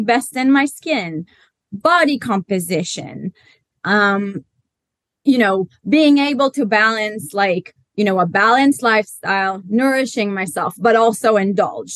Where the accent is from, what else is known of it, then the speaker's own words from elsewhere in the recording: Israel; now in London, United Kingdom; I am Israeli, but based in London